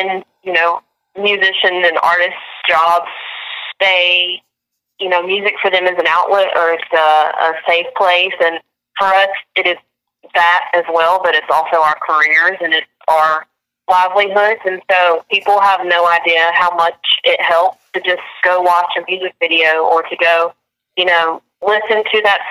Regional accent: Angier, North Carolina, United States; my hometown in Ander, North Carolina

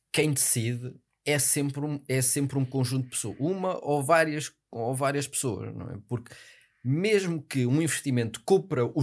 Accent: Porto, Norte, Portugal; Mas sabes que eu sou do Porto, não é?

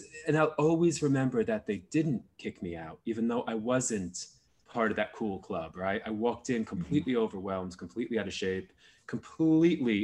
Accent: New Jersey, United States; moved away; I grew up in New Jersey

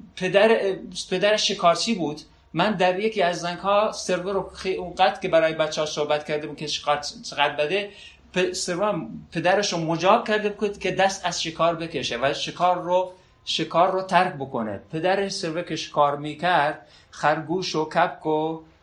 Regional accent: Sardasht, West Azerbaijan, Iran; من سردش نقطه صفر مرزیه از عراق

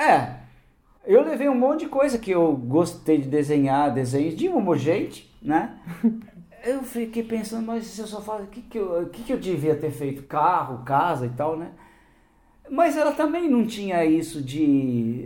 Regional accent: São Paulo, Brazil; also born or lived in Campo Grande, Mato Grosso do Sul; toda a minha vida tenha sido aqui em São Paulo

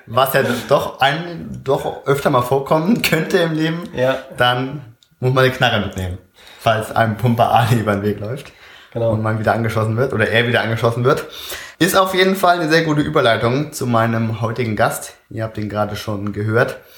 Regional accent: Oer-Erkenschwick, North Rhine-Westphalia, Germany; Pumpe Ali ist äh, aus meiner Heimatstadt Euerkenschwick.

